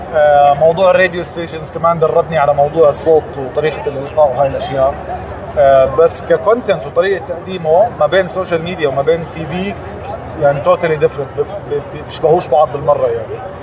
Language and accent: Arabic; Jordan; also born or lived in United States; لما رجعت على الاردن انا من الاردن اصلا